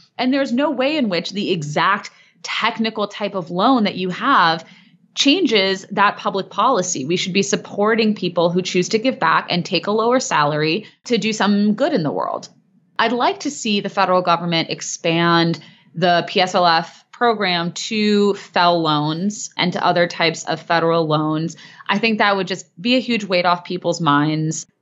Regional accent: Cleveland, Ohio, United States; I operate as a solo practitioner based in my hometown of Cleveland, Ohio

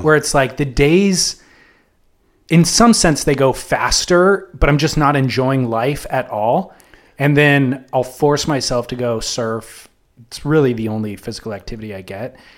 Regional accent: Southern California, United States; I'm from Southern California, so, like, I grew up listening to K-Rock

